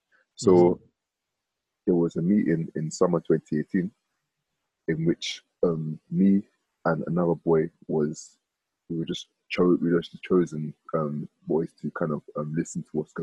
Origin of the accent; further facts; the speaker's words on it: Nigeria; because I'm from the Ekwere tribe in Nigeria, which is kind of, let's just say, a spin-off from the Igbo tribe, but it's not really Igbo.